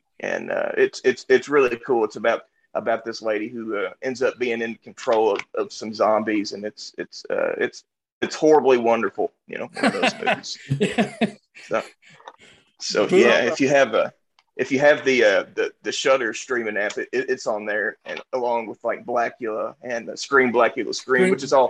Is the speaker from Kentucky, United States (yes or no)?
yes; Kentucky, United States; born or raised there